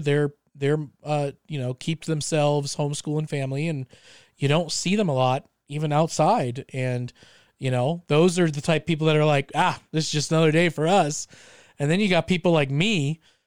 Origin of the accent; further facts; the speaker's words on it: Colorado Springs, Colorado, United States; we live in Colorado. We come from Colorado Springs